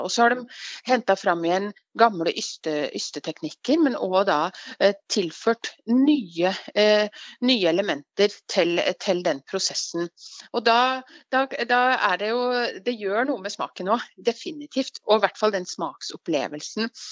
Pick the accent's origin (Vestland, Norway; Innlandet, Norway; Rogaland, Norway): Innlandet, Norway; Lillehammer; Jeg kommer fra Gard, ja. Men jeg bor ikke på Gard. Jeg bor i, bor i, byen.